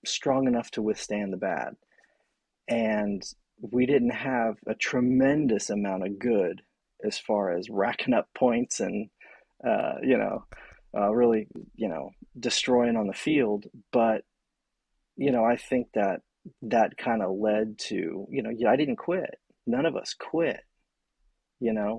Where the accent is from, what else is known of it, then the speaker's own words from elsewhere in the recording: Florida, United States; moved away as an adult; also born or lived in Playa del Rey, California; now in California, United States; I grew up in Florida